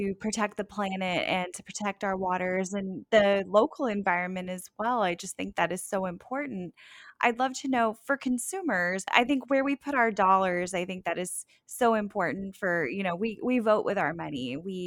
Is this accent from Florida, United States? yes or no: yes; South Florida, United States; I grew up in South Florida